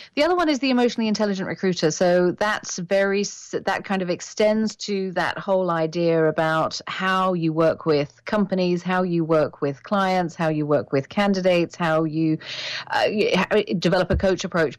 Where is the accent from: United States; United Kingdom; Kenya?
United Kingdom; moved away as an adult; now in Canada; I am British